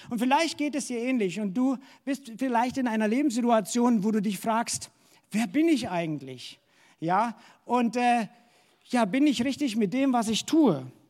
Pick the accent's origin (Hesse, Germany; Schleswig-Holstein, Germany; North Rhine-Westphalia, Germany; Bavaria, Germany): Hesse, Germany; now in Dresden, Germany; Wie gesagt, ich komme aus Hessen und ich habe damals als junger Mensch gespürt, dass Gott mich nach Dresden ruft.